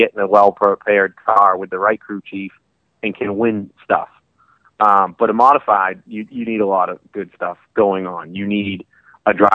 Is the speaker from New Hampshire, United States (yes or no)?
yes; New Hampshire, United States; back to Loudoun, New Hampshire, my home state